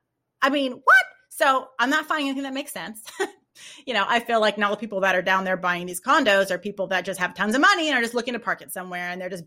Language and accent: English; California, United States; Like I'm from California, I miss the beach.